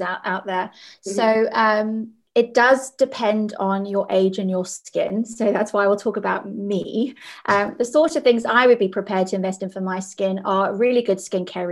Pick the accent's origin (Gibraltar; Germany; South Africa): South Africa; As a child, I grew up in South Africa